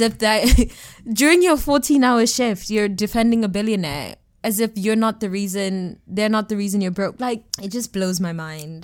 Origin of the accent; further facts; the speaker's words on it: Johannesburg, Gauteng, South Africa; So I'm South African, and what I've noticed, I'm from Joburg specifically